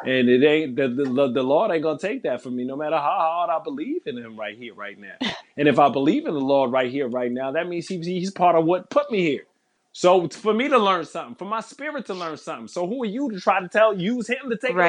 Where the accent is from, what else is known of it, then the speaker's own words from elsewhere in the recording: New York City, New York, United States; coming up in New York City